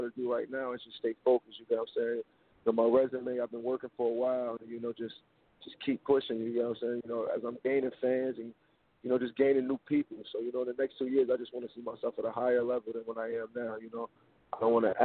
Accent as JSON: {"language": "English", "town": "Newark", "region": "New Jersey", "country": "United States", "said": "coming straight out of Newark, New Jersey"}